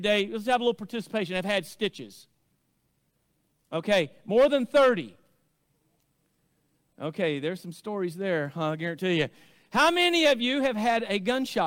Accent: Arkansas, United States; accent: hillbilly; now in Oklahoma, United States; growing up in Arkansas

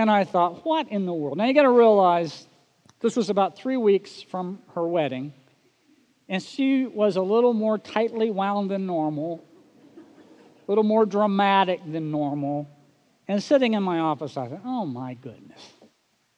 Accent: Oklahoma, United States; moved away; growing up in Oklahoma

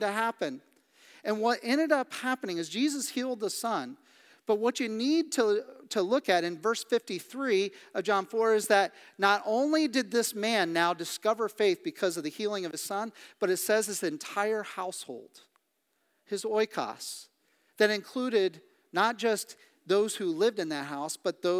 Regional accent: Midwest, United States; also born or lived in Kansas City / Kansas / Missouri; now in Pennsylvania, United States; I grew up in the Midwest. I did not expect to live the majority of my life in Pennsylvania.

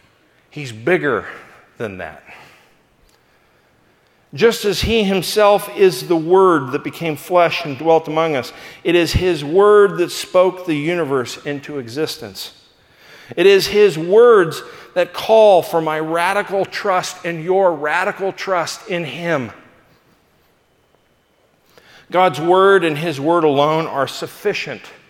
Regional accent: Los Angeles, California, United States; I was from Los Angeles

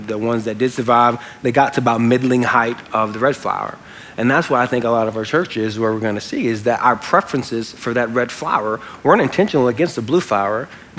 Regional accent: Louisiana, United States; I'm from Louisiana.

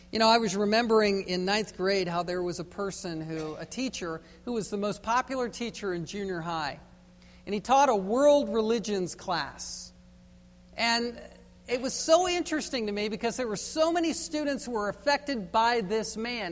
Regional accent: Virginia, United States; Growing up in Virginia on the East Coast

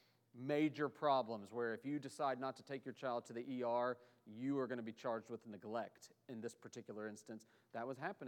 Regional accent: Oklahoma City, Oklahoma, United States; now in Charlotte, United States; where I grew up in Oklahoma City

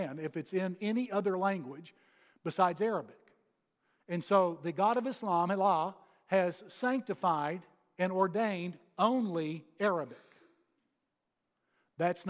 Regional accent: Texas, United States; moved away as an adult; now in Georgia, United States; having come here from Texas. Now, I'm still a Texan

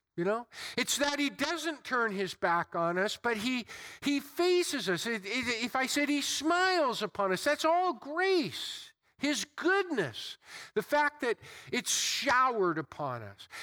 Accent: United States; I've been born and raised, I'm enculturated, I'm an American and proud of it

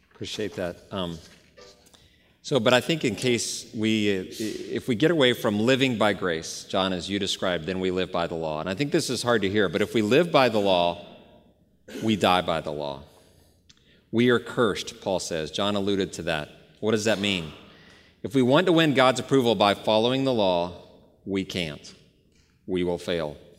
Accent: Dallas, Texas, United States; moved away; I grew up in the Bible Belt about thirty years ago, Dallas, Texas, and I had a great home church

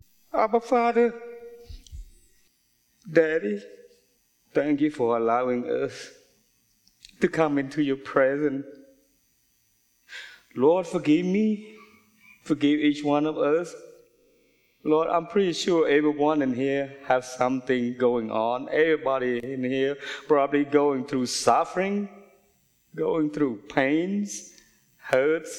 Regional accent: Cambodia; moved away; also born or lived in United States; I was born and raised in Cambodia

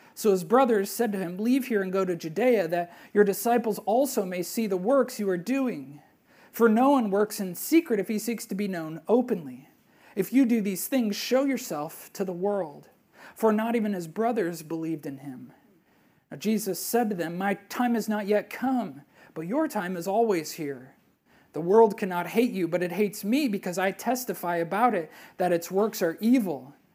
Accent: Wisconsin, United States; moved away; I'm a Brewers fan growing up in Wisconsin

